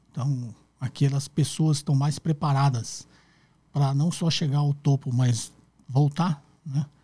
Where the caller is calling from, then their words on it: Sorocaba, São Paulo, Brazil; sou aqui de Sorocaba.